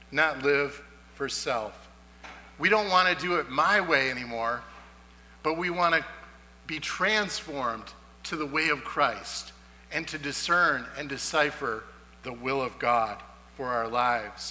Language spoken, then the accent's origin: English; Marion, New York, United States; I grew up in Western New York from Marion